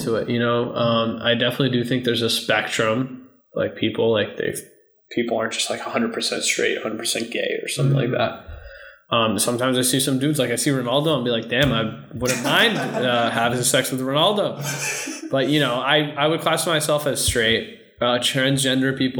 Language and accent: English; United States; I class myself as a American because I grew up here